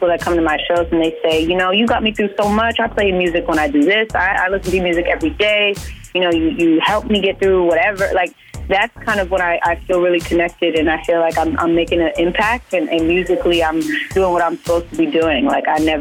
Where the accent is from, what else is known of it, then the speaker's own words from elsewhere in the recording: Vallejo, California, United States; I grew up in the Bay Area. I'm from Vallejo, California.